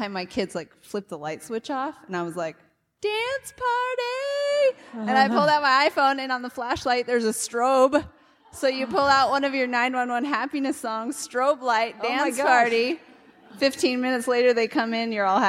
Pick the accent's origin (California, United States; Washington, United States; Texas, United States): Washington, United States; Seattle; I'm from Seattle.